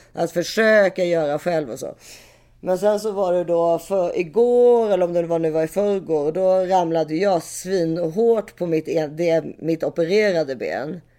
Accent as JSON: {"language": "Swedish", "country": "Switzerland", "said": "jag är schweizare"}